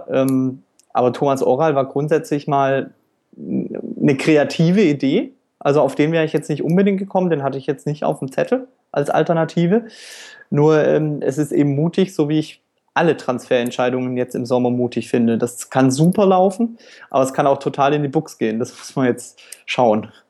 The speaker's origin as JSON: {"language": "German", "region": "Baden-Württemberg", "country": "Germany", "tie": "born or raised there", "also_born_or_lived": "Franconia / Palatinate", "said": "Kindergarten in der Pfalz und dann äh, in äh, Nordwürttemberg in der Nähe von Heilbronn bin ich dann zur Schule gegangen und eigentlich aufgewachsen."}